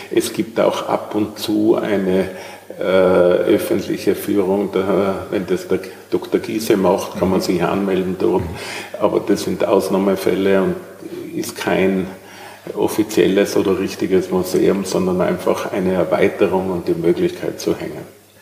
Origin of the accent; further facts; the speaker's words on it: Tyrol, Austria; accent: Tyrolean; now in Vienna, Austria; wie Sie vielleicht hören, bin ich Tiroler und bin im Jahr 1968 nach Wien gekommen